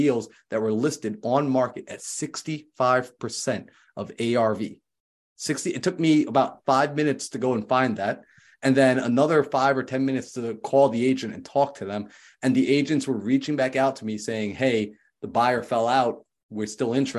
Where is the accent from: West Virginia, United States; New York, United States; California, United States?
New York, United States; right next to Manhattan; moved away; I was from New York, right next to Manhattan